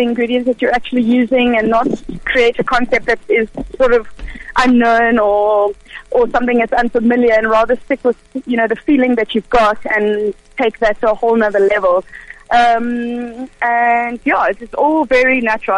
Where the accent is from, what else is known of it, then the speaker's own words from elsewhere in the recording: Cape Town, Western Cape, South Africa; also born or lived in Israel; I was born in Cape Town. My parents are Israeli, and they've been living here for the past 37 years